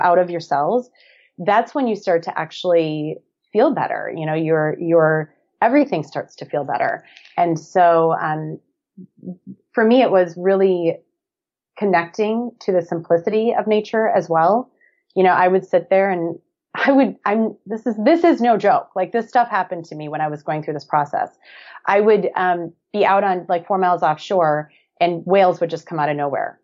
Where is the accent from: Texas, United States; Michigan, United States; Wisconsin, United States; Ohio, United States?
Wisconsin, United States; Black Earth; moved away as an adult; now in Hermosa Beach, United States; I'm originally from a small town of about 1,100 people, little farming community called Black Earth, Wisconsin